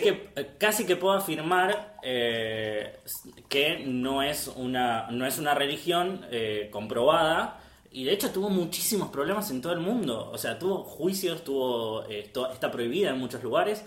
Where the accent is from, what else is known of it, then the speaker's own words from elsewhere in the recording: Pilar, Buenos Aires Province, Argentina; yo soy de Pilar.